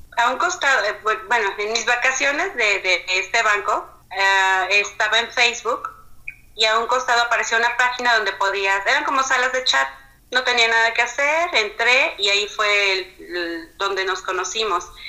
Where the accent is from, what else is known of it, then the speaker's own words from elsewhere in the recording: Mexico; mexicana, casada con un pakistaní